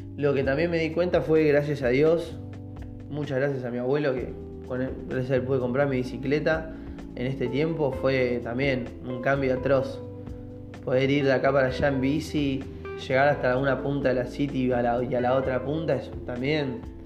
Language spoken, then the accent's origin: Spanish; Mar del Plata, Buenos Aires Province, Argentina; nosotros que somos Mar del Data, Mar del Plata